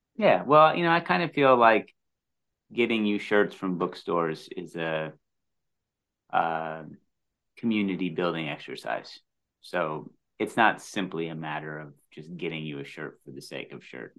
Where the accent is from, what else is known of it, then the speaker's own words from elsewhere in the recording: Midwest, United States; As a Midwesterner